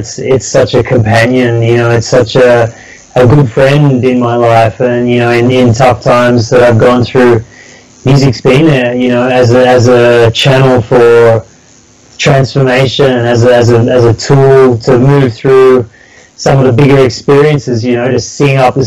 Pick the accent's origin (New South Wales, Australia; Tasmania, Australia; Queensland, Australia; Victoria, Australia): New South Wales, Australia; Sydney; I grew up down in Sydney.